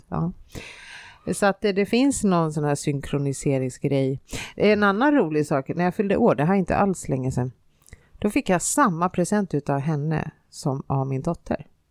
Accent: Finland; moved away; also born or lived in Stockholm, Sweden; jag har ju bott i Finland och jag har inte bott i en storstad, jag har bott i en liten, liten by med 3000 invånare.

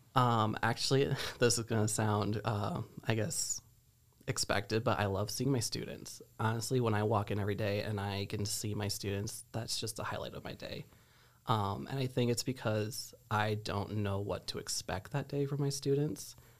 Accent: Geneseo, Illinois, United States; I am originally from Geneseo

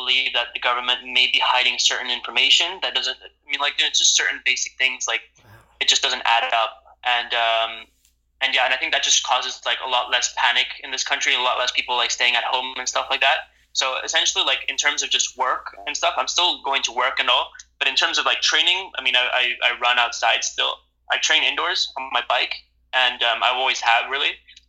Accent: Central Java, Indonesia; also born or lived in Amsterdam, Netherlands; So, I live in Indonesia, Central Java, I grew up here. When I was born in Amsterdam, and around 6 weeks later, I moved to Indonesia here

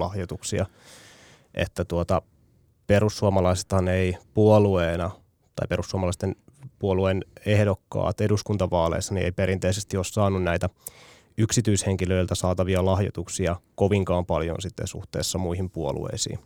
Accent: Tampere, Pirkanmaa, Finland; Tampereella kotikaupungissani

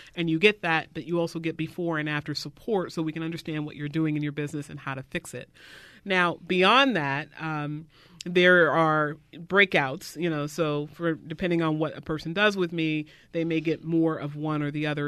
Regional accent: the South, United States; I was raised in the South

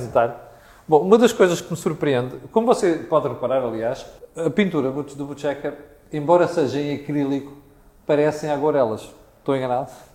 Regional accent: Mozambique; now in Portugal; Moçambique, que foi o país onde eu cresci

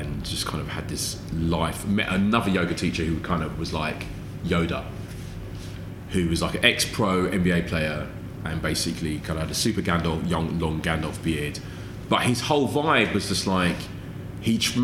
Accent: London, United Kingdom; growing up in London in the 80s

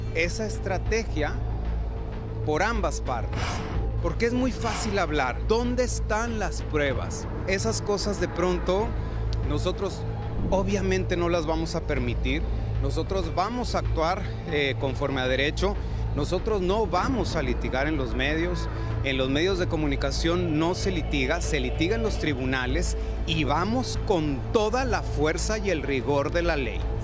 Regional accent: Mexico; now in United States; hoy por hoy vivo en Estados Unidos, soy residente americano y también soy mexicano

